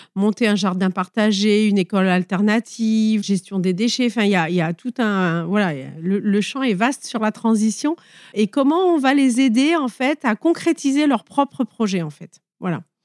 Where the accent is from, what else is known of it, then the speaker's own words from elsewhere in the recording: Nice, Provence-Alpes-Côte d'Azur, France; also born or lived in near Grasse; je viens des Alpes-Maritimes. Au départ, j'étais euh, plutôt niçoise et maintenant, je suis plutôt euh, près de Grasse.